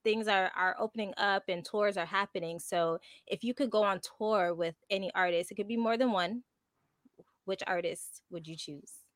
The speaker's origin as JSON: {"language": "English", "town": "Montreal", "region": "Quebec", "country": "Canada", "tie": "born or raised there", "first_language": "English", "said": "I'm from Montreal. So I was born and raised here"}